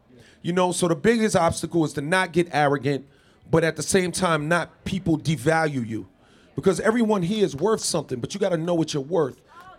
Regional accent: New York City, New York, United States; I'm from Queens, New York, born and raised, right?

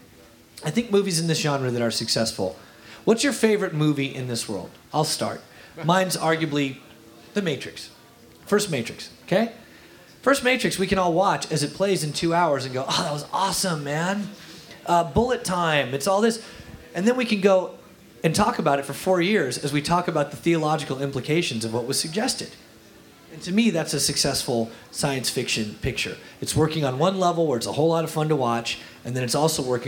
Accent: Kalamazoo, Michigan, United States; I'm from Kalamazoo, Michigan

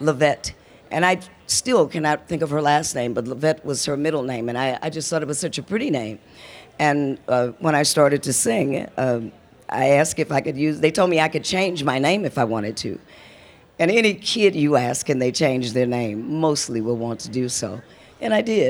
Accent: Muskegon, Michigan, United States; moved away; also born or lived in Detroit, Michigan; I was born in Western Michigan, in Muskegon, Michigan.

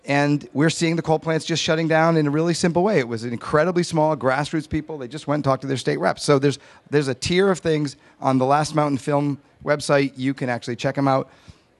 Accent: Massachusetts, United States; I'm from Massachusetts.

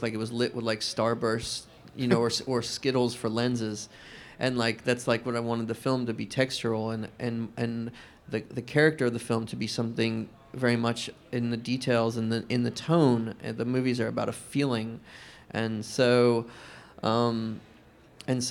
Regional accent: the South, United States; I grew up in the South, and I still live there now

